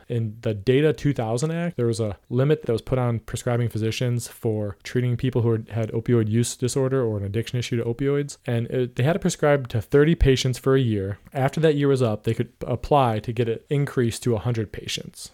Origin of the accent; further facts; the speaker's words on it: Ohio, United States; Ohio, my home state